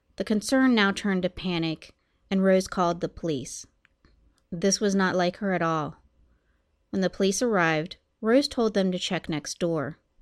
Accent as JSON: {"language": "English", "country": "United States", "tie": "born or raised there", "also_born_or_lived": "Columbus, Ohio", "said": "My hometown is about an hour from Pittsburgh"}